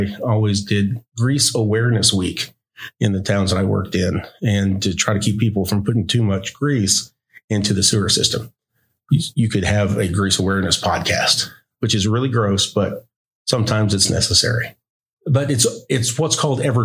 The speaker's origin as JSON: {"language": "English", "town": "Stilwell", "region": "Oklahoma", "country": "United States", "tie": "born or raised there", "said": "I grew up in Northeast Oklahoma. I grew up in the city of Stillwell"}